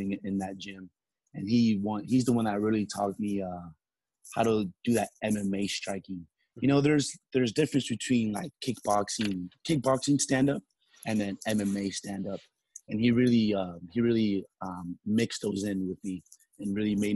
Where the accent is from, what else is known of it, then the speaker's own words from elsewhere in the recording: Salinas, California, United States; moved away; one of the local promoters in my hometown, Salinas